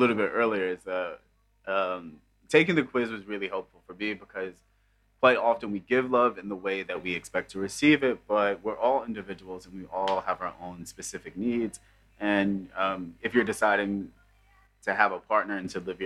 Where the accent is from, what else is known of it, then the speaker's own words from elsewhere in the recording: New York, United States; I'm from New York